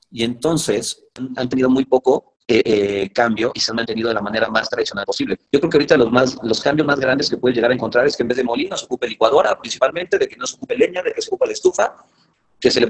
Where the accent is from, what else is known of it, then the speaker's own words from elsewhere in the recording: Mexico; soy un mal, mexicano